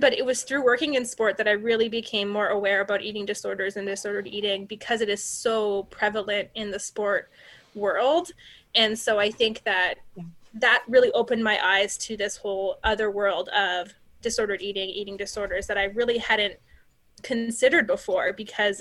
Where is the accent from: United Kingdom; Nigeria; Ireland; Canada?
Canada; I'm a Canadian